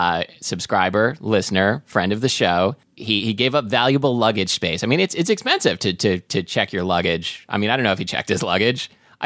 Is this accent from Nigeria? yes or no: no; Kuala Lumpur, Malaysia; So I grew up in Kuala Lumpur.